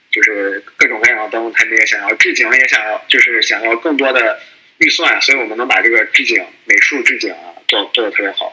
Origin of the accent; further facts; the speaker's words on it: Qingdao, Shandong, China; moved away as an adult; now in United States; 我也是青岛人，我现在在美国，呃，干程序员儿